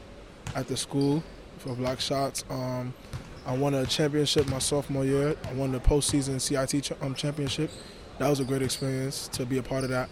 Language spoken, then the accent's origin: English; New York City, New York, United States; moved away as an adult; I was born in Brooklyn, New York